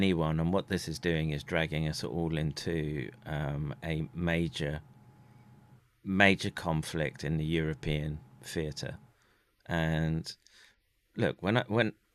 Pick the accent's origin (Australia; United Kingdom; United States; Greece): United Kingdom; being British